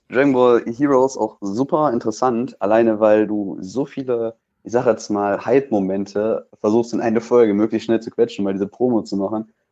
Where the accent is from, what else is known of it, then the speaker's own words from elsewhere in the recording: North Rhine-Westphalia, Germany; Ich komme aus NRW.